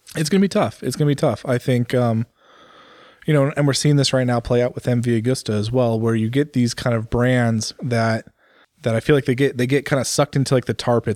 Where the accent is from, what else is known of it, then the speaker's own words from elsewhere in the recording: United States; for me as an American